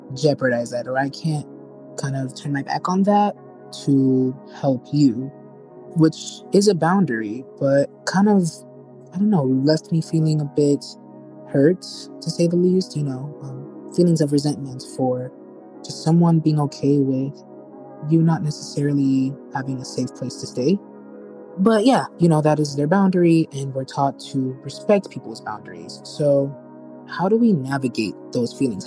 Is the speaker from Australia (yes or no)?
no; Puerto Rico; I'm from Puerto Rico